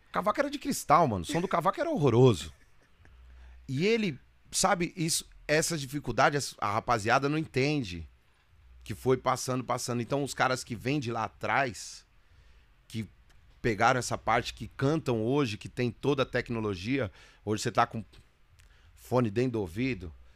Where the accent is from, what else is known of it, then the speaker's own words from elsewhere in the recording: Guarulhos, São Paulo, Brazil; eu sou de Guarulhos